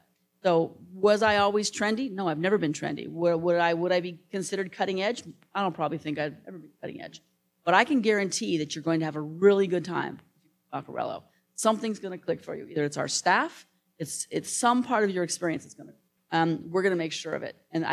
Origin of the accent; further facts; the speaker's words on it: United States; I'm American, female, and 5'2".